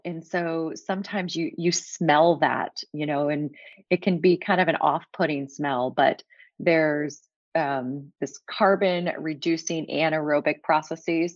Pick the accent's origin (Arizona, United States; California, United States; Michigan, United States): Michigan, United States; outside of Detroit; moved away as an adult; now in Florida, United States; I grew up in the Midwest. I grew up outside of Detroit